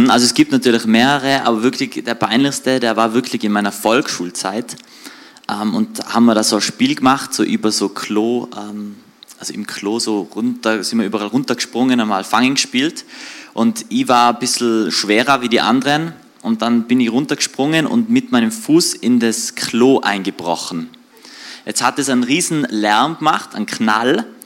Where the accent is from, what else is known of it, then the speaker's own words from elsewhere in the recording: Höfen, Tyrol, Austria; also born or lived in Reutte; now in Innsbruck, Austria; Also wir wohnen seit 10 Jahren, bin in Innsbruck, aber aufgewachsen bin in Reute oder beziehungsweise in Höfen im Außerfern.